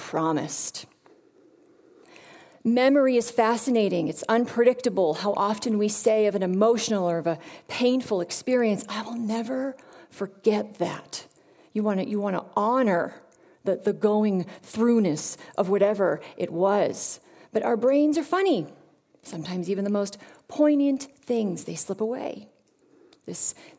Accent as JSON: {"language": "English", "region": "Massachusetts", "country": "United States", "said": "My grandparents came from Italy and Germany and Ireland. I say I come from Massachusetts"}